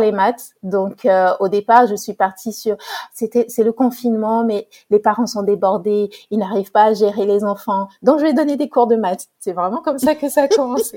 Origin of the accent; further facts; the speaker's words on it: Togo; j'ai grandi au Togo, pardon. Euh, je suis d'origine togolaise